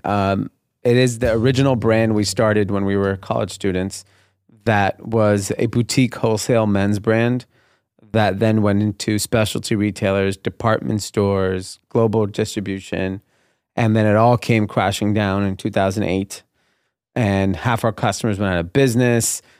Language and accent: English; Los Angeles, California, United States; I grew up in a suburb of L A called Grenada Hills. Uh, it's in the San Fernando Valley.